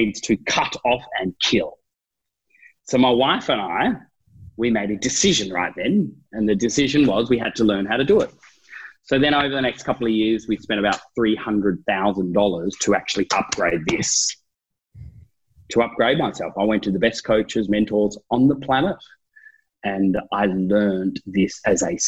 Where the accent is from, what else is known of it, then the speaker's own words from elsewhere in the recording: Tasmania, Australia; I'm from Tasmania.